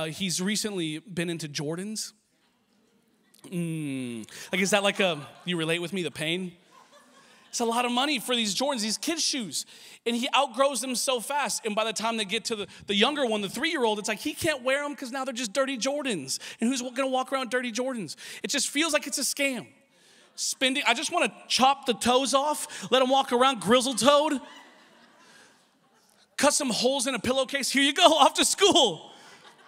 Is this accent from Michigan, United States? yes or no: no; Washington, United States; now in Los Angeles, United States; I grew up in Washington State